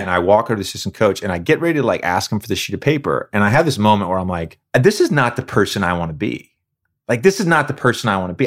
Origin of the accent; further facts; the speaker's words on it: Roanoke, Virginia, United States; Growing up in Roanoke, Virginia